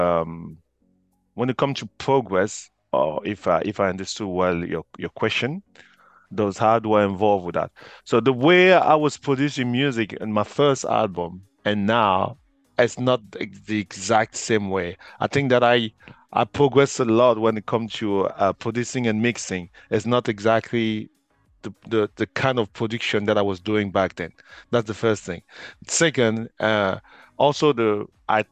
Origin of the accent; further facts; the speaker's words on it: Cork, Munster, Ireland; I'm from Ireland, from Cork